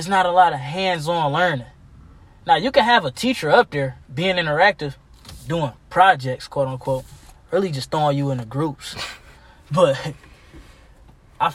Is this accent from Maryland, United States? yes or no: no; Detroit, Michigan, United States; We in Detroit.